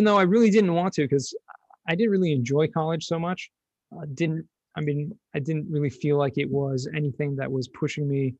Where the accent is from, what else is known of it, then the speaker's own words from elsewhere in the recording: Los Angeles, California, United States; moved away as an adult; also born or lived in San Diego; now in Jerusalem, Israel; I grew up in Southern California, Los Angeles